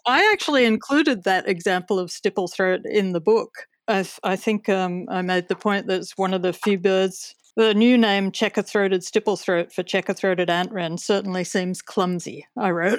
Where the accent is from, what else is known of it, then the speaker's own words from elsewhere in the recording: Australia; as an Australian